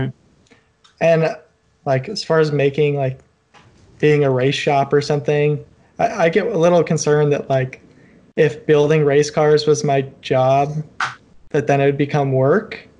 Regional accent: Cleveland, Ohio, United States; moved away as an adult; now in Cincinnati, United States; I'm in Cincinnati. I grew up in Cleveland.

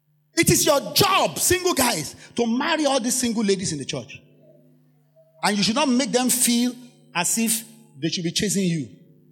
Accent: Nigeria; When you lock your mind to, I am Nigerian, I am black man, I am Nigerian, I'm black man, I'm Nigerian, I'm black man

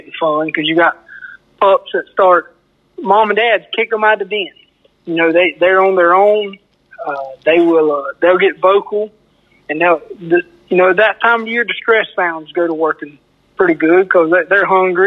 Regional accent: Perry, Florida, United States; I'm from Perry, Florida.

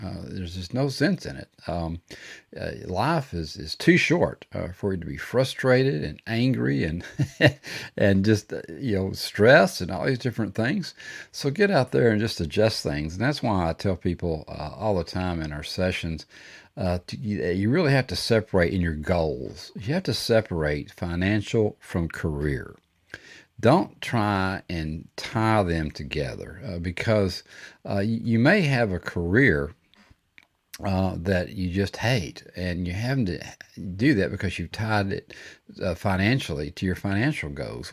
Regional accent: Texas, United States; I'm from Texas and we used to say fixing to, all the time

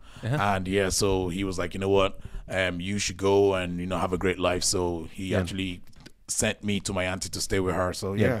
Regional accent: Nigeria; now in Ireland; I came from Nigeria to Ireland to stay with my auntie because my auntie, she lived here.

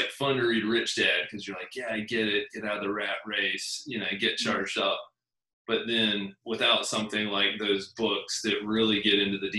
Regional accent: South Carolina, United States; now in Huntsville, United States; I grew up in South Carolina, about 20 miles from the beach.

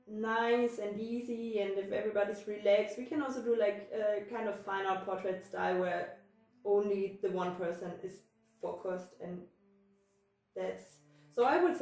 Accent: Germany; moved away as an adult; also born or lived in Taiwan; I left my country. I mean, Germany is my home country, right? But I left Germany when I was like 23 years old

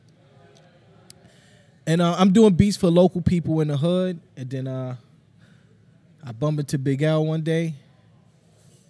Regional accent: New York City, New York, United States; I grew up in Harlem

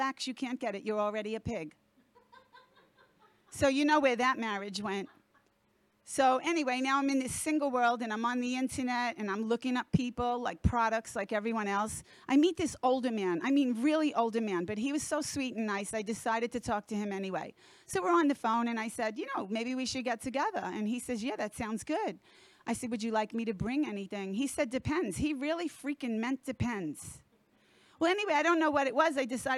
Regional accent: Florida, United States; from South Florida.

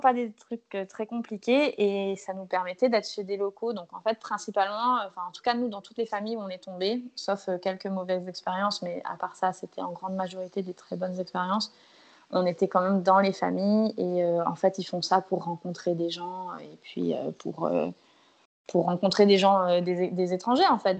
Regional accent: Martinique; Je suis martiniquaise

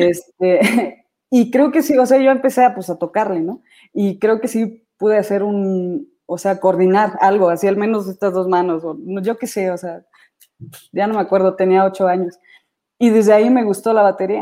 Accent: Querétaro, Mexico; also born or lived in Celaya, Guanajuato; yo nací en la ciudad de, Celaya, Guanajuato, pero mi papá desde, bueno, más bien mi familia, eh, nos mudamos a Querétaro

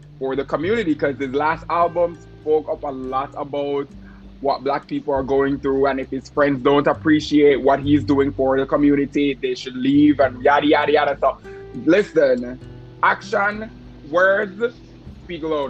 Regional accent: Jamaica; We're Jamaican

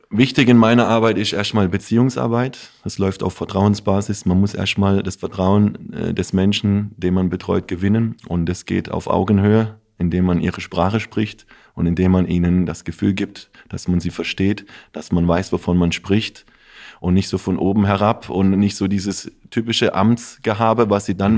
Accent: Offenburg, Baden-Württemberg, Germany; für mich ist Offenburg meine Heimat, aber ich habe auch eine Heimat in Italien

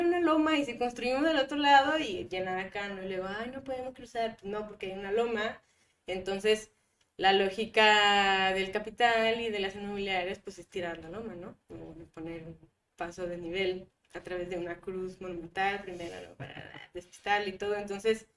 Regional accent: Guadalupe, Nuevo León, Mexico; also born or lived in Monterrey; yo crecí en Guadalupe, casi en Juárez

